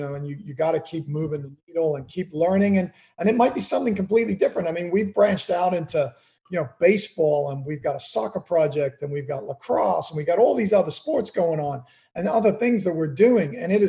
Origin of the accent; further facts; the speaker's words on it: Kenya; You know, growing up in Kenya, my dad we had an old Land Rover. He used to take me out in the bush every Saturday to watch the animals come to this one watering hole.